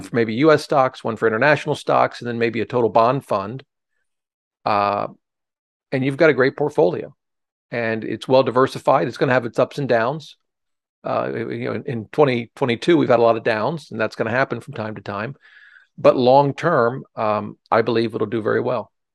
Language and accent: English; Ohio, United States; now in Washington, D.C., United States; I grew up in Ohio, uh, but, uh, I practiced law or did here in, in Washington, D C